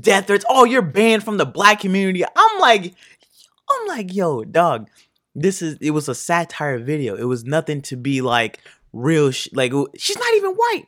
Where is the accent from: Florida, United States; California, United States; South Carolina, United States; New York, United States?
Florida, United States; Fort Pierce; also born or lived in Martin County, Florida / Port Saint Lucie, Florida; I grew up there basically from second grade to sixth grade